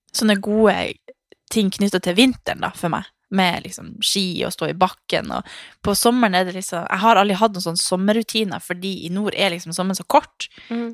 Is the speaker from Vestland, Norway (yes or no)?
no; Harstad, Troms, Norway; moved away; also born or lived in Svalbard; jeg er født og oppvokst i Harstad og Svalbard, som er mørke plasser